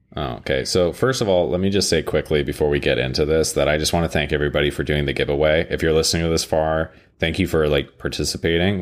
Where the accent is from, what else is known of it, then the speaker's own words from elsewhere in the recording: Canada; I'm Canadian